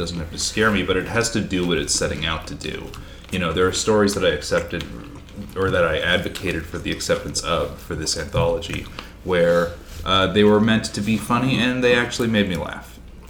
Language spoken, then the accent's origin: English; Killarney, Manitoba, Canada; my experience growing up in Manitoba is in Killarney, which is like 2,300 people. And my family all grew up in towns much smaller than that.